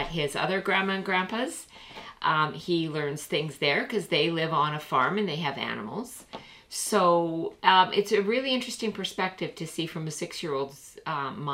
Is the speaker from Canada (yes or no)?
yes; Canada; We're Canadian